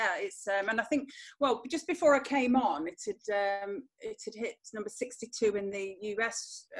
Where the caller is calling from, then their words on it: Nottingham, East Midlands, United Kingdom; I'm calling in from Nottingham in England today, and I'm in the Midlands, so I'm sort of smack bang in the middle of England, of the country, really